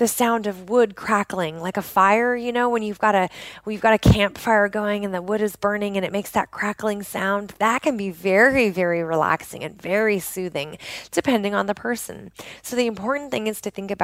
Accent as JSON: {"language": "English", "area": "just outside of Portland", "region": "Oregon", "country": "United States", "tie": "born or raised there"}